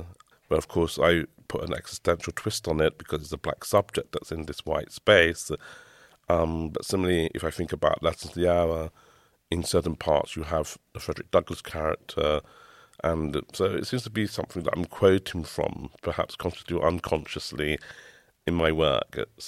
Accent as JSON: {"language": "English", "region": "London", "country": "United Kingdom", "tie": "born or raised there", "said": "growing up in the East End"}